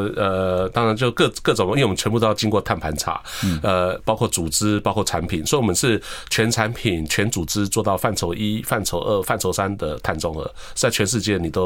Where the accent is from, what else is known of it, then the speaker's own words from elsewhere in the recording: Taiwan; 我们台湾的，那我是台湾的一份子嘛，对不对？